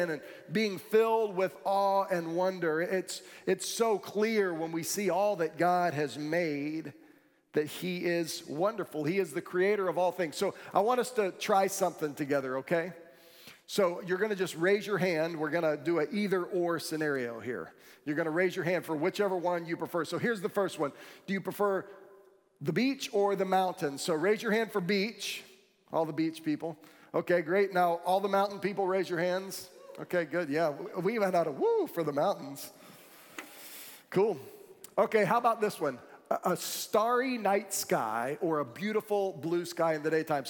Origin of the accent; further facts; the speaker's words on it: Florida, United States; I grew up in Florida, and there are no mountains here